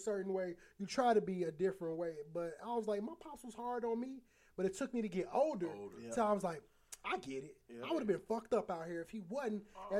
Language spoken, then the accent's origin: English; Aurora, Illinois, United States; I grew up in Aurora, Illinois. I grew up in Aurora, so it's Aurora is like 50-60% Mexican, like over the years.